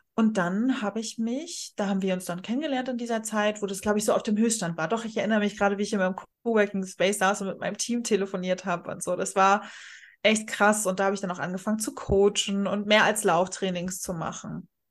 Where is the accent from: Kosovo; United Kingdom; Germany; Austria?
Germany; Rostock, Mecklenburg-Vorpommern; ich gerade in meiner Heimatstadt in Rostock